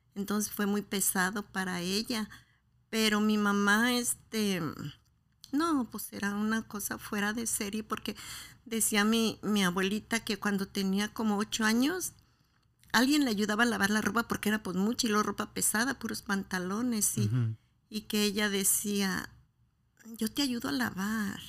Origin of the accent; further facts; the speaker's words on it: Guadalajara, Jalisco, Mexico; soy de Guadalajara